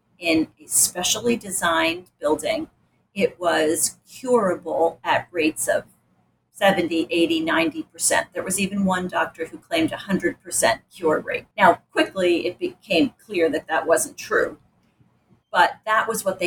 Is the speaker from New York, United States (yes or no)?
yes; Rochester, New York, United States; I grew up in Rochester